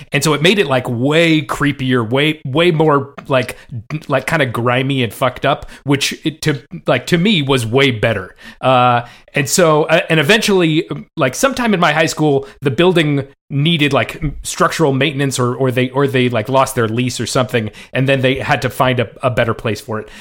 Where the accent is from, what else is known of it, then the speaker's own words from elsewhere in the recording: Bay Area, California, United States; I grew up in the Bay Area